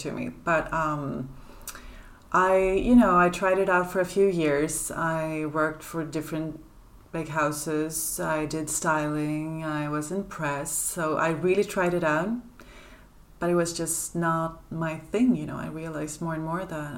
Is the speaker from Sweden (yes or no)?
yes; Sweden; now in Paris, France; I grew up in Sweden